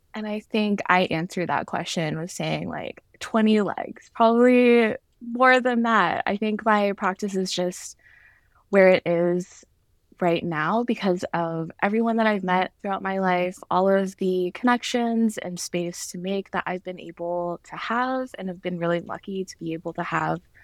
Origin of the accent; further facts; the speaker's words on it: Atlanta, Georgia, United States; moved away; I am originally from Georgia, uh, grew up there, was raised there